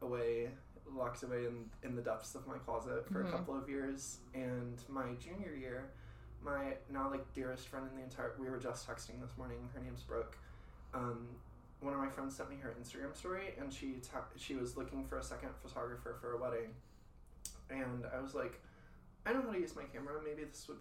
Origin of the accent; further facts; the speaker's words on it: Texas, United States; moved away as an adult; also born or lived in College Station, Texas; now in New York, United States; I'm from Texas